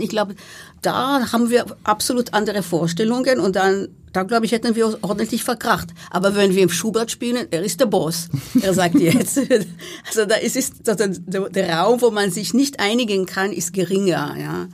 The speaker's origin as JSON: {"language": "German", "country": "Israel", "tie": "born or raised there", "moved": "yes", "said": "in meinem Heimatland, also in Israel"}